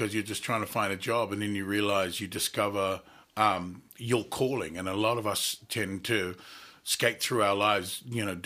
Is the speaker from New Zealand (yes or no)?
yes; Auckland, New Zealand; now in Australia; I grew up in South Auckland in New Zealand